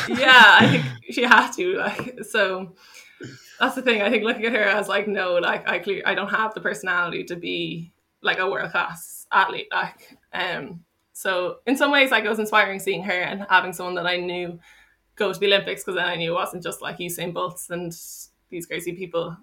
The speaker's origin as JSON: {"language": "English", "town": "Dublin", "region": "Leinster", "country": "Ireland", "moved": "as an adult", "lives_now": "Cork, Ireland", "said": "I'm from Dublin"}